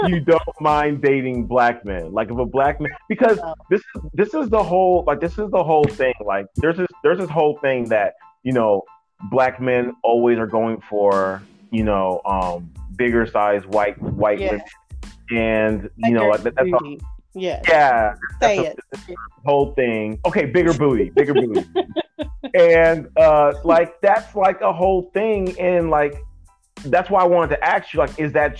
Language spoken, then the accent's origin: English; Georgia, United States; moved away; I'm from Georgia